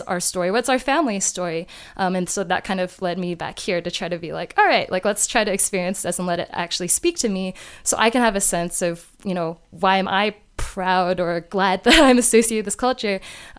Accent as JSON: {"language": "English", "country": "United States", "tie": "born there", "said": "Yeah, so for me, I was born in the United States, but my parents are both born and raised in Malaysia."}